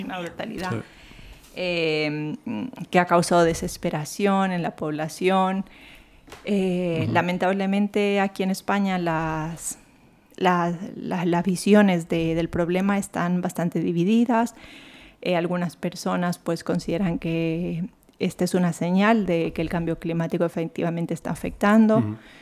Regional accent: Santo Domingo de los Tsáchilas, Ecuador; now in Madrid, Spain; la zona donde yo nací, Santo Domingo de los Áchilas, la, toda la provincia

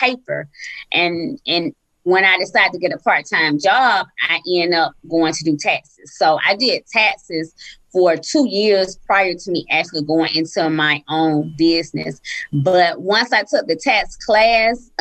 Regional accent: Columbus, Georgia, United States; also born or lived in Atlanta, Georgia; our hometown. So I'm from Columbus, Georgia

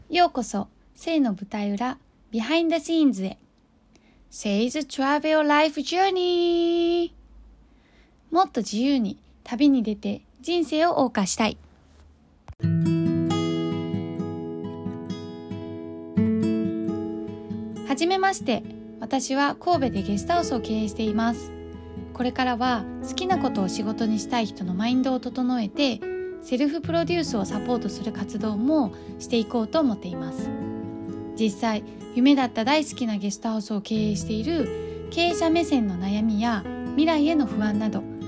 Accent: China; now in Japan; 自分は中国人なんですけど、周りの人たちって日本人ばっかりで

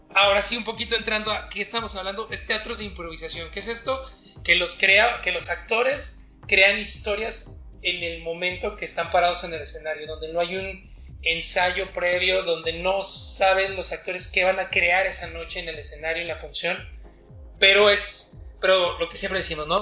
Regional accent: Mexico City, Mexico; moved away as an adult; now in Mexicali, Mexico; soy chilango de nacimiento, pero cachanilla por adopción

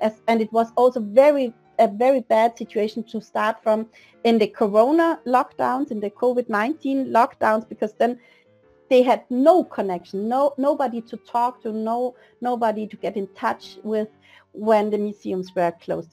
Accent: Vienna, Austria; moved away as an adult; now in Denmark; I'm original from Vienna, Austria, where I lived um, just until seven years ago

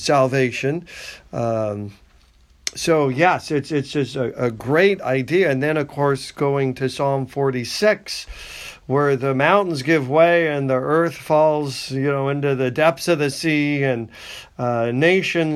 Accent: United States; I'm an American.

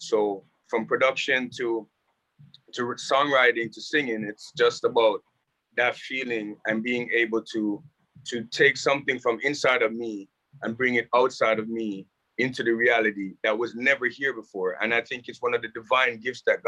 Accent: Jamaica; moved away; also born or lived in Toronto, Canada; I grew up in Jamaica playing soccer

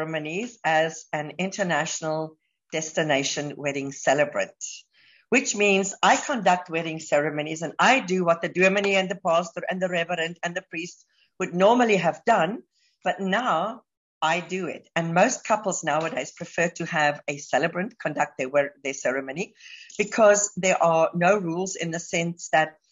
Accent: South Africa; moved away as an adult; now in Dubai, United Arab Emirates; I'm South African, but I've been living in Dubai now for the last 14 years

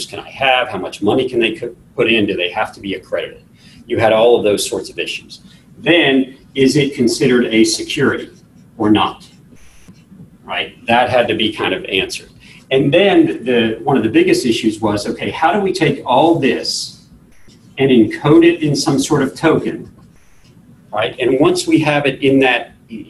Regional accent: Texas, United States; I'm from Texas

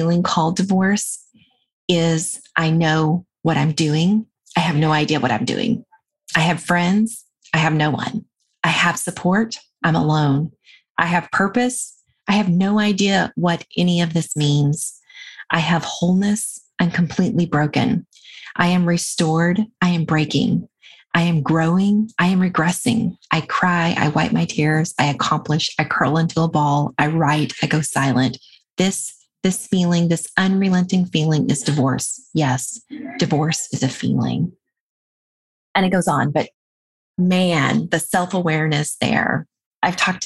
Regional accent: the American South, United States; moved away; my upbringing as a Southern girl

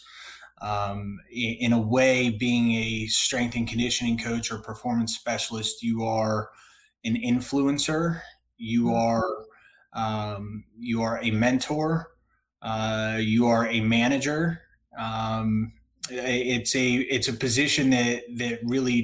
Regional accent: Northern Virginia, United States; moved away as an adult; also born or lived in Danville, Virginia / North Carolina; I grew up in Northern Virginia

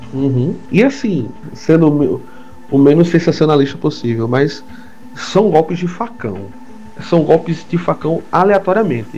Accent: Paraíba, Brazil; basicamente aqui todos somos paraibanos

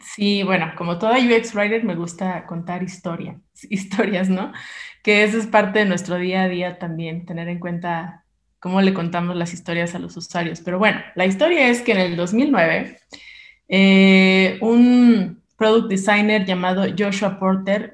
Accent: Mexico; somos mexicanos

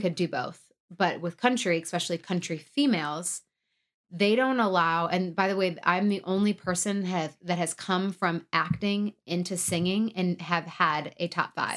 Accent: outside Detroit, Michigan, United States; moved away; I am from Michigan. I say Detroit, but really I'm, uh, from the outside Detroit

